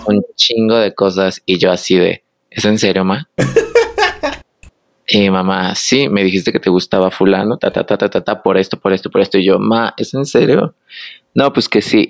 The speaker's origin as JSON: {"language": "Spanish", "region": "Michoacán", "country": "Mexico", "moved": "as an adult", "lives_now": "Guadalajara, Mexico", "said": "soy del estado de Michoacán."}